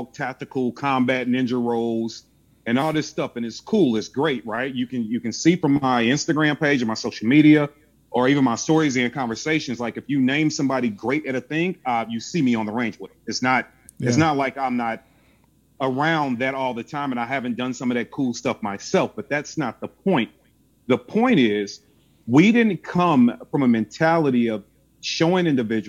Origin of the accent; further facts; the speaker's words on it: St. Louis, Missouri, United States; I'm from St. Louis, Missouri